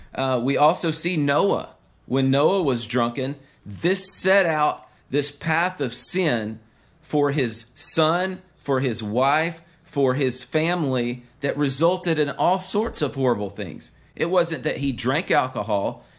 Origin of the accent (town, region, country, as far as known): the South, United States